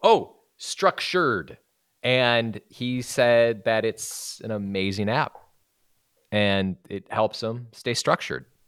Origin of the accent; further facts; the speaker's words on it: Wisconsin, United States; now in Los Angeles, United States; I'm from Wisconsin. I came out here